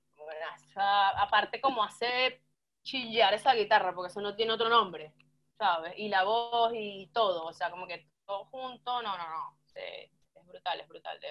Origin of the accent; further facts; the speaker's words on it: San Felipe, Yaracuy, Venezuela; moved away as an adult; also born or lived in Barquisimeto, Venezuela; now in Argentina; tuve una época en Barquisimeto ya después de la universidad, trabajando, viviendo, pero nací en San Felipe